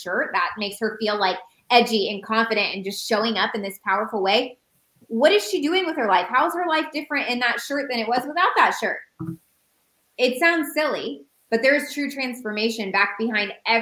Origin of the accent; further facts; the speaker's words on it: Indiana, United States; moved away as an adult; also born or lived in Phoenix, Arizona; We used to live in Phoenix. We're from Indiana. We moved to Phoenix 2 years ago